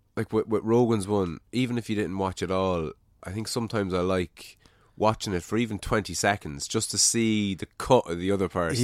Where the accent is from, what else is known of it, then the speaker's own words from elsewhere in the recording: Ireland; I think we're losing our Irishness